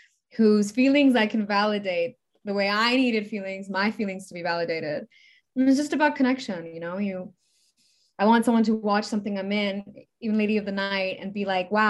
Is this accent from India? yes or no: no; Canada; also born or lived in Middle East; Well, I'm Canadian. I was born with I'm Canadian. My mom's Canadian.